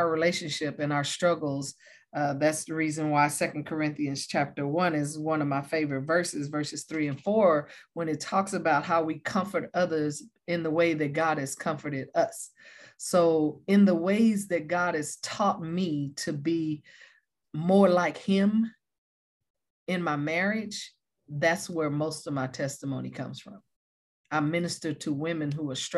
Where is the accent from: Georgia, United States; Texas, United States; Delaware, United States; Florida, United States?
Texas, United States; Taylor; moved away as an adult; also born or lived in Oklahoma; now in California, United States; We were born and raised in Taylor, Texas